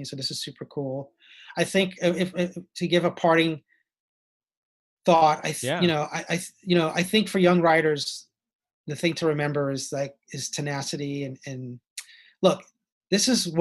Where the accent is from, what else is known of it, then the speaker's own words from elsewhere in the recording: Jersey City, New Jersey, United States; moved away; also born or lived in New York / Boston; I grew up in Jersey City, New Jersey